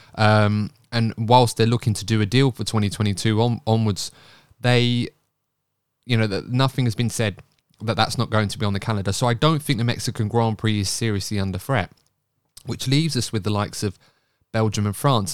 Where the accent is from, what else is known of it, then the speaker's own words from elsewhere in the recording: United Kingdom; being British